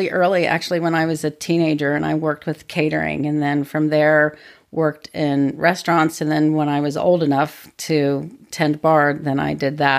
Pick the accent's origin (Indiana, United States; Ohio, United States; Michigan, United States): Ohio, United States; Springfield; born or raised there; moved away as an adult; now in Portland, United States